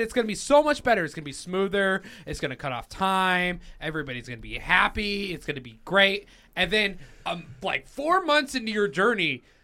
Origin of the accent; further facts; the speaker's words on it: Cheyenne, Wyoming, United States; I was born in Cheyenne, Wyoming